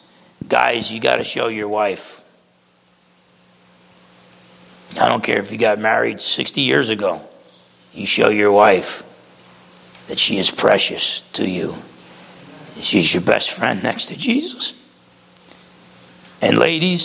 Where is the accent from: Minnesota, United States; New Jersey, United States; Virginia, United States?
New Jersey, United States; Essex County; moved away; I grew up back in Essex County, New Jersey.